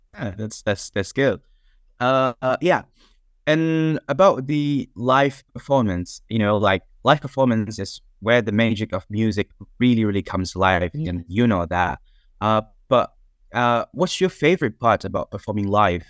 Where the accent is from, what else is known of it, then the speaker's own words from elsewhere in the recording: Indonesia; now in York, United Kingdom; I'm from Indonesia, but I'm currently not in Indonesia. I'm in York currently.